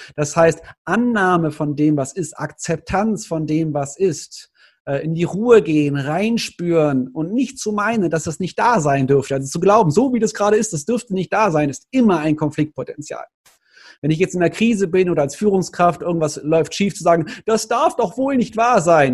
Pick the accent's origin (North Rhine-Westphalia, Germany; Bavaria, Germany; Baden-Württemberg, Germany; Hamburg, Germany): North Rhine-Westphalia, Germany; Cologne; Ich als Kölner